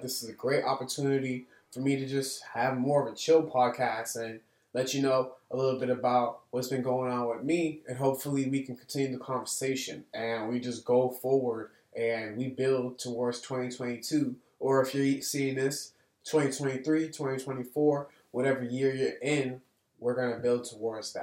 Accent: Boston, Massachusetts, United States; here in my hometown, in the place that I was raised

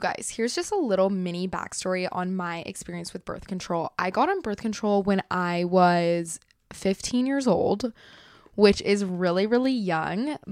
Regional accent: Dallas, Texas, United States; I was born in Dallas. She lives in Dallas. Like, my family's been here for the last twenty years

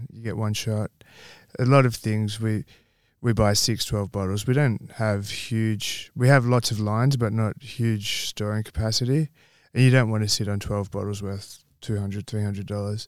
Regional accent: Campbelltown, New South Wales, Australia; moved away as an adult; also born or lived in North Queensland; now in Western Australia, Australia; I grew up in Campbell Town.

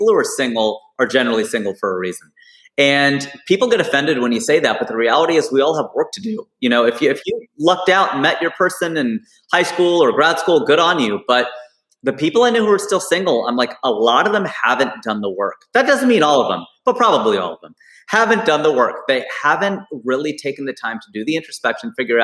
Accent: Cincinnati, Ohio, United States; now in Burbank, United States; my hometown of Cincinnati

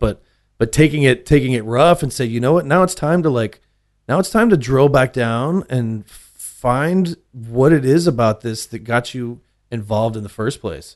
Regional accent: Austin, Texas, United States; I grew up, uh, central Austin

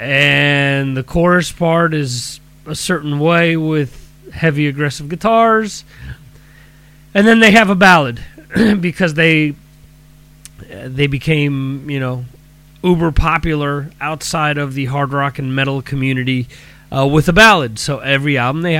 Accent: New Jersey, United States; growing up in New Jersey, you had a radio station

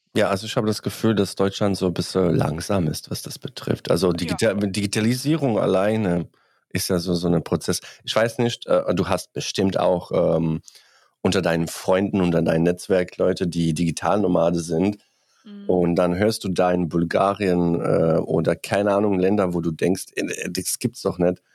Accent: Bosnia & Herzegovina; German is a second language; now in Germany; Ich komme aus Bosnien

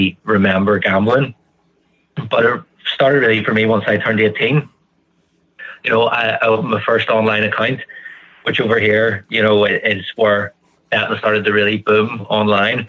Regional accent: just outside Belfast, Northern Ireland, United Kingdom; I'm from Ireland, just outside Belfast

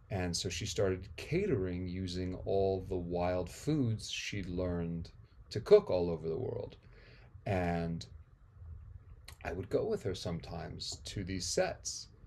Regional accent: India; also born or lived in Amsterdam, Netherlands / Nepal; I was born in Amsterdam because my folks had split America at the end of the 60s to go on their, you know, their journey, their odyssey to India. But I was I was part of that trip on the way.

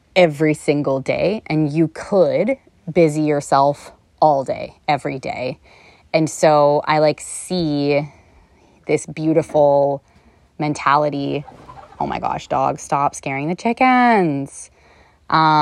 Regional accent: Canada; also born or lived in Toronto / Los Angeles; I'm Canadian

